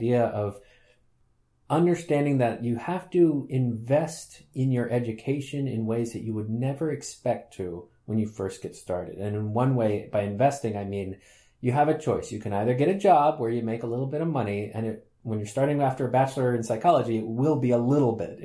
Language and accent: English; United States; moved away as an adult; also born or lived in Sweden; now in Groningen, Netherlands; although I grew up in the United States, I am Swedish by birth.